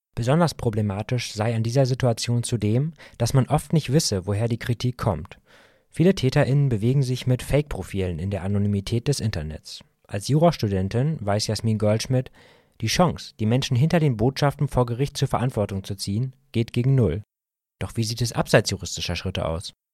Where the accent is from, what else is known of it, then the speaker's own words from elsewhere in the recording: Barnstorf, Lower Saxony, Germany; moved away; ich bin in meine alte Heimat nach Barnsdorf gefahren